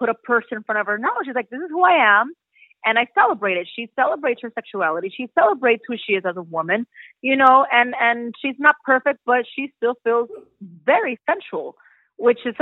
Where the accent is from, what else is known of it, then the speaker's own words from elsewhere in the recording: United States; also born or lived in Mexico; me being Mexican American and going back to Mexico, you know, and starting my career from there as an actress